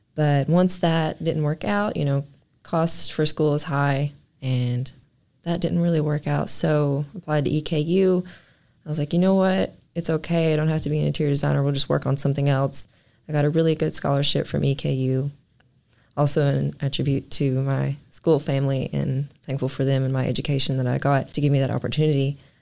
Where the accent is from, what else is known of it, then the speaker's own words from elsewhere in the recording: Martin, Kentucky, United States; I love my hometown